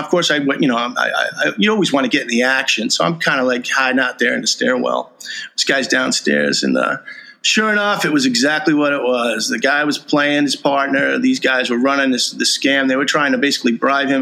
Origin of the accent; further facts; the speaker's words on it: New York, United States; moved away; I'm from New York